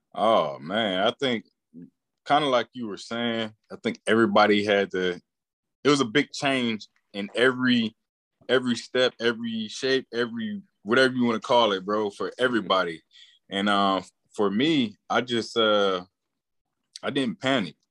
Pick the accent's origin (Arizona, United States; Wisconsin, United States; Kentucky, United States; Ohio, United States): Ohio, United States; Warren; also born or lived in Columbus, Ohio; born and raised in Warren, Ohio